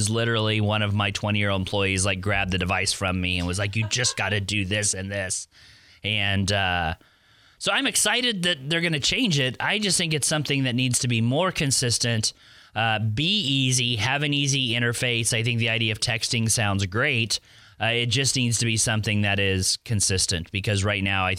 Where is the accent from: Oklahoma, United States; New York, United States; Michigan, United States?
Oklahoma, United States; moved away as an adult; now in Pensacola, United States; I was born and raised in Oklahoma